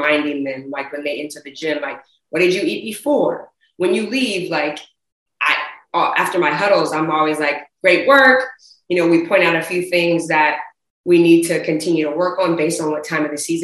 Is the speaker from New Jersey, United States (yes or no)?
no; Bay Area, California, United States; also born or lived in Oakland; living and growing up in the Bay Area. You know, I spent a lot of my time in Oakland